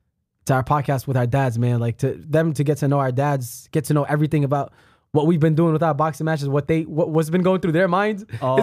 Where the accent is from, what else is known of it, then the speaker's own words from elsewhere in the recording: New York, United States; I was raised in New York.